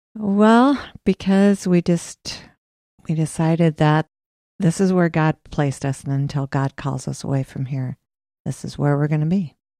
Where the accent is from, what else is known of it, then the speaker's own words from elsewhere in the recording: Des Moines, Iowa, United States; also born or lived in Cedar Rapids / Williamsburg; I was born in Des Moines, and we lived there for ten years, and then we moved to Cedar Rapids for two years, and then we moved to Williamsburg, and that's where I went to high school, junior high and high school